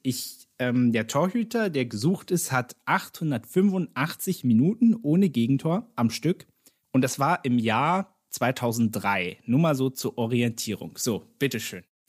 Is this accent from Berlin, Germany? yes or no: yes; Berlin, Germany; als Berliner